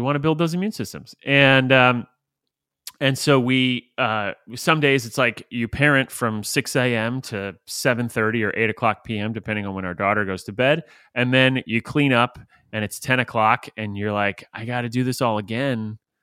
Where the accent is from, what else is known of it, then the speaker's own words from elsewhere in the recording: St. Petersburg, Florida, United States; I grew up in Saint Petersburg, Florida